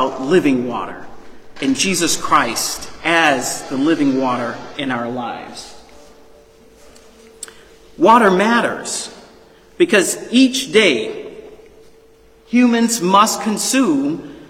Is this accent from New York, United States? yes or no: no; New Orleans, Louisiana, United States; I'm originally born and raised in New Orleans, Louisiana